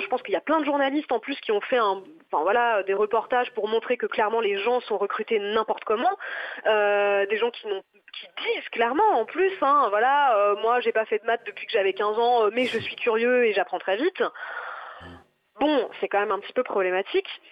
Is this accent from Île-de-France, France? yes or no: no; Nantes, Pays de la Loire, France; moved away as an adult; now in Paris, France; je suis originaire de Nantes à la base. J'ai pas choisi de venir à Paris. J'y ai été envoyée